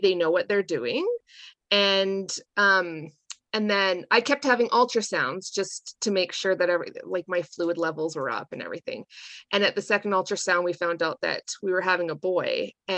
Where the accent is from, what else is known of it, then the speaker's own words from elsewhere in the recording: Calgary, Alberta, Canada; moved away as an adult; now in Raymond, Canada; my husband and I grew up in Calgary, and we moved to Raymond in 2006, and we've been here ever since.